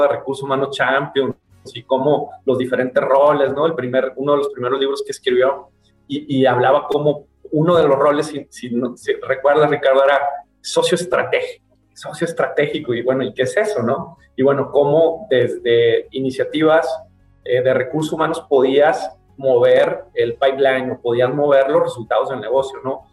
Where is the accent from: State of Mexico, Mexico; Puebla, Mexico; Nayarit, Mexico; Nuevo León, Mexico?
Nayarit, Mexico; Tepic; moved away; also born or lived in Guadalajara; Tepic, que es mi ciudad natal, donde está mi mamá ya viuda